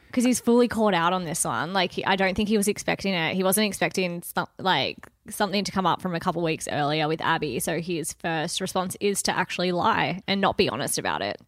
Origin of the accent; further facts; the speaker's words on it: Wagga Wagga, New South Wales, Australia; Hometowns to Wagga.